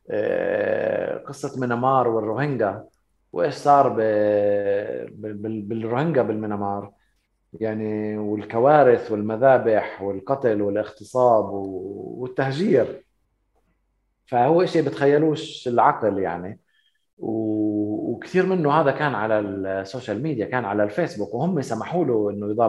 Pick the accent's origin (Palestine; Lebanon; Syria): Palestine; انا ما بقدر اسمح لحالي انه اقول انا كفلسطيني بدي انسحب منها